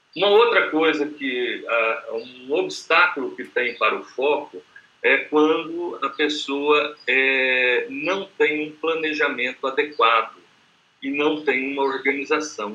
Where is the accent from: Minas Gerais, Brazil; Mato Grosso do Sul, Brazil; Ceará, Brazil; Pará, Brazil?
Mato Grosso do Sul, Brazil; Campo Grande; o prefixo aqui é 67, que eu sou de Campo Grande, Mato Grosso do Sul